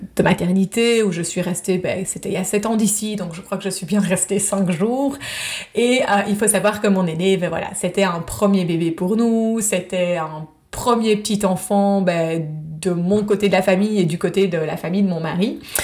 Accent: Belgium; moved away as an adult; now in United States; je suis belge, je vis aux États-Unis depuis maintenant presque 7 ans

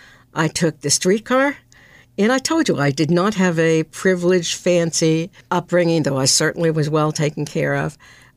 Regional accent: Brookline, Massachusetts, United States; I grew up in Brookline, which was a very different place when I grew up than it is now. We lived across the street from the school.

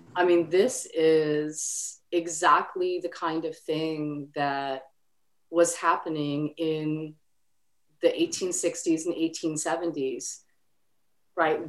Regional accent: Canada; I grew up in Canada

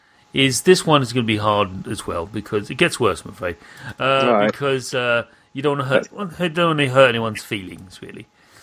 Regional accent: London, United Kingdom; I'm from Dem Londons

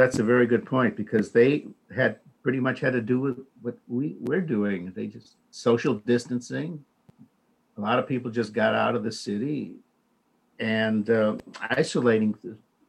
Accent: East Chicago, Indiana, United States; I'm from Indiana Harbor.

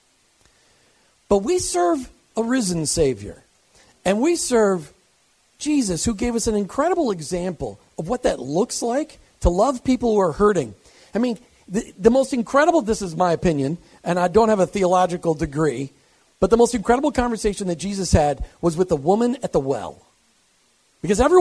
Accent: Midwest, United States; moved away as an adult; also born or lived in Minnesota; now in Florida, United States; So I grew up in the Midwest

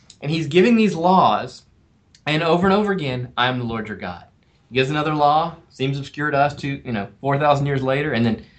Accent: South Carolina, United States; also born or lived in Twin Cities, Minnesota; now in Minneapolis, United States; I grew up in South Carolina. I didn't grow up with hockey

